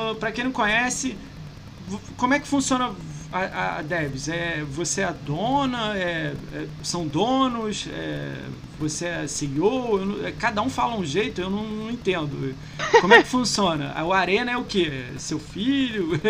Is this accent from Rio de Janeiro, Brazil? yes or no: yes; Rio de Janeiro, Brazil; Como eu sou carioca